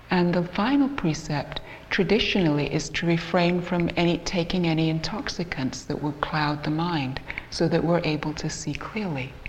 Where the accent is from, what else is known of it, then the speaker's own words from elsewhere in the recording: Canada; I'm also from Canada, and we don't all sound like we're English, even though the two of us here do.